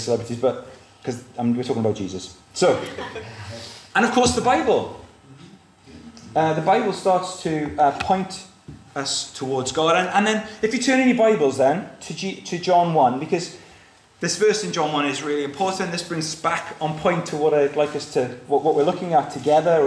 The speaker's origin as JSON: {"language": "English", "region": "South Wales", "country": "United Kingdom", "tie": "born or raised there", "said": "I grew up in South Wales, and I could look across at the Brecon Beacons"}